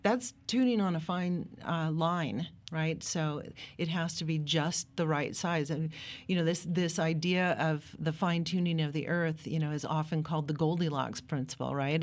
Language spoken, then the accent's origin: English; Pacific Northwest, United States; I grew up in the Pacific Northwest. My dad was a forester.